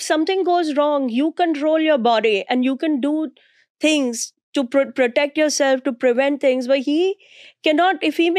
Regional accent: India; moved away as an adult; now in New York City, United States; I grew up in India in 1970s.

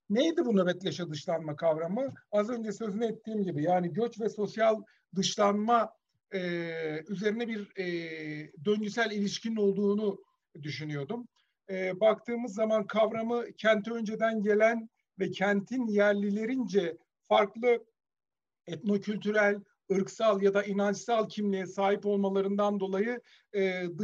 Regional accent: Mersin, Turkey; E, ben Mersin'de büyüdüm. E, bu her tatil döneminde falan hep Mersin'e giderim.

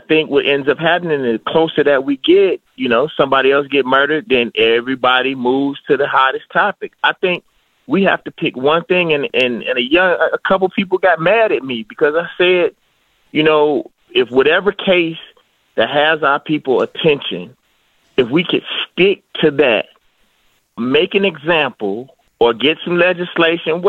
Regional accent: the South, United States; I'm from the South, and I'm a black man that comes from rap

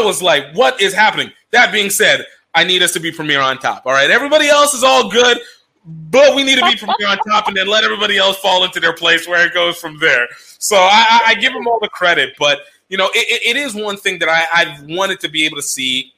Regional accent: Nigeria; I'm Nigerian

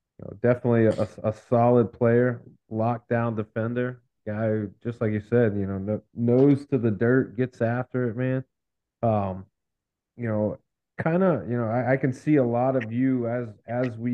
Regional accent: Memphis, Tennessee, United States; Jim and I, you know, growing up in Memphis

